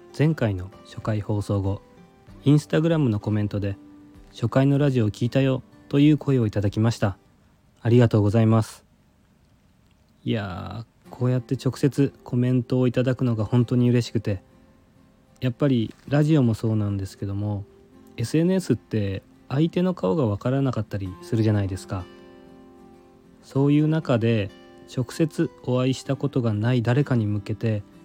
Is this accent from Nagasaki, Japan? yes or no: yes; Goto Islands, Kyushu, Nagasaki, Japan; also born or lived in Tokyo area; now in Tokyo, Japan; 九州の長崎県もっと言えば五島列島の出身なんですけども小さい頃から荒株というふうに呼んでいました